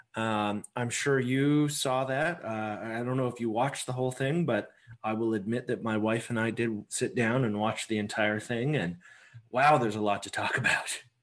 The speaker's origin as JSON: {"language": "English", "country": "Canada", "said": "as a Canadian"}